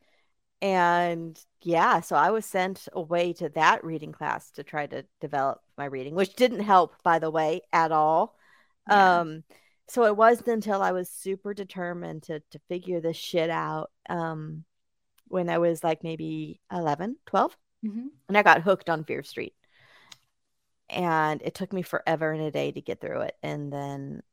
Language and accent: English; Bakersfield, California, United States; I'm from Bakersfield, California, where it's not that high tech. And so when I was a kid, they did still have the cards for a while.